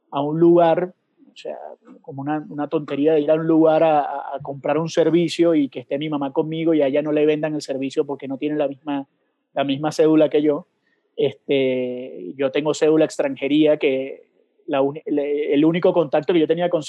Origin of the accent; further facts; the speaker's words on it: Venezuela; moved away; nos tocó, nosotros no somos quizás el, el, caso típico del venezolano con la bandera guindada en el balcón o con la camiseta de, de las estrellas y los tres colores